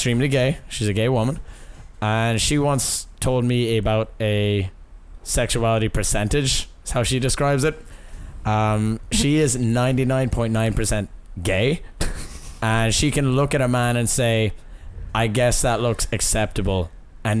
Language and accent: English; Ireland; born or raised there; moved away as an adult; also born or lived in United States; now in Boston, United States